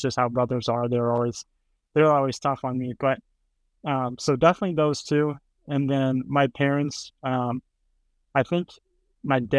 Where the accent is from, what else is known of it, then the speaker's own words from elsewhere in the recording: Henry, Illinois, United States; Growing up in Henry, just a lot of hanging out with friends, going riding around on bikes, playing baseball